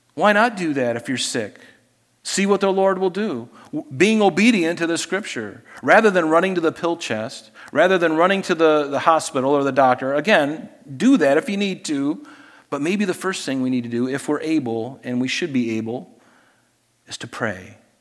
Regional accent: Pine Island, southwest Florida, United States; as a young kid in growing up on Pine Island in southwest Florida

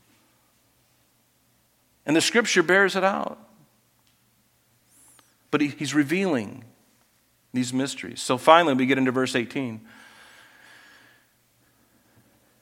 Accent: Florida, United States; growing up in Florida

